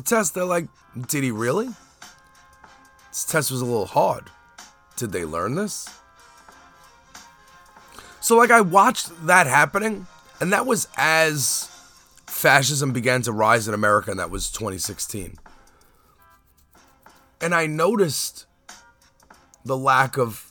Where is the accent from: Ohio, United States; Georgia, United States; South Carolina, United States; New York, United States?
New York, United States; Brooklyn; also born or lived in Staten Island; When I was a kid growing up in Brooklyn